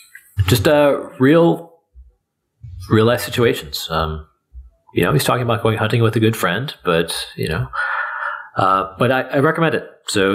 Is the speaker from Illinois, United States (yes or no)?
no; Minneapolis, Minnesota, United States; No, I'm from Minneapolis.